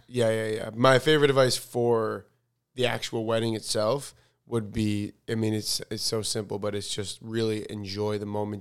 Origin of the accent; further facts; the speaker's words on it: United States; I'm, I'm American, um, but my religion, I'm, I'm Jewish